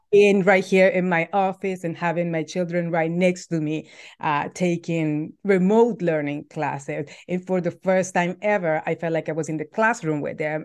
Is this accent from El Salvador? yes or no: yes; El Salvador; moved away as an adult; now in United States; I'm originally from El Salvador. I've been in the U S for almost thirteen years